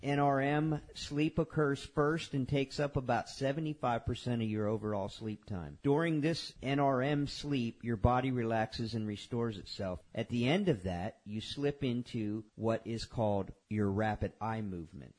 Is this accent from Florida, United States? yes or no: yes; Homestead, Florida, United States; I grew up in Homestead